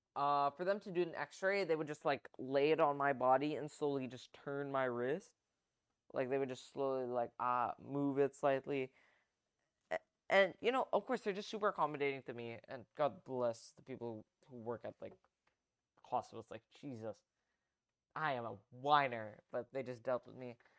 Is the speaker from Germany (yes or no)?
no; Philippines; a Filipino